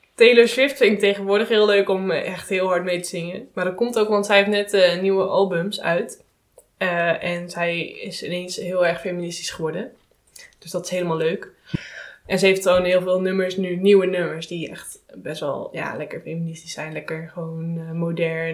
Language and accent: Dutch; Netherlands; wij als Nederlanders